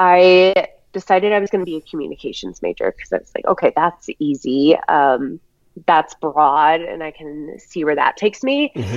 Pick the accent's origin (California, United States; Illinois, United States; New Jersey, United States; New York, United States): Illinois, United States; Chicago; moved away as an adult; also born or lived in Missouri / Vail, Colorado; now in Denver, United States; I'm from the Chicago area.